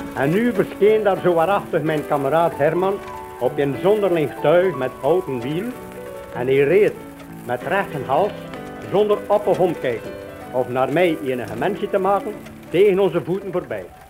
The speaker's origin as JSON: {"language": "Dutch", "town": "Avelgem", "region": "Flanders", "country": "Belgium", "tie": "born or raised there", "also_born_or_lived": "Heule", "said": "Ik ben geboren te Hulle, heb mijn jeugd doorgebracht te Abelhem."}